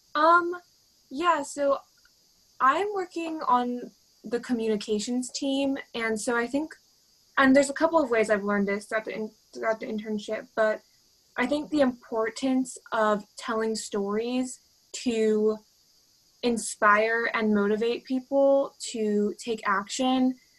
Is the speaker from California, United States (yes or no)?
yes; Stockton, California, United States; I'm from Stockton